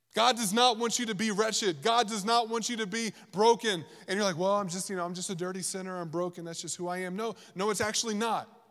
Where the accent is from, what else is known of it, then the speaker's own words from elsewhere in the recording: Virginia, United States; moved away; I grew up in Virginia